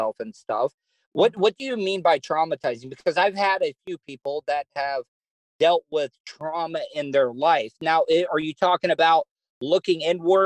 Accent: the South, United States; accent: Southern; I am as Southern

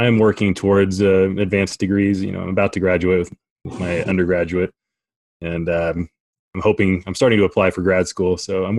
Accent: Oklahoma, United States; moved away; also born or lived in Orlando; Originally, I'm from Oklahoma

